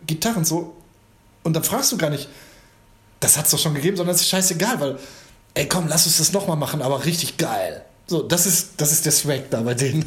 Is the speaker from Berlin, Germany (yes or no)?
no; Gladbeck, North Rhine-Westphalia, Germany; da wo ich herkomme, also mit meinen Leuten hier aus Gladbeck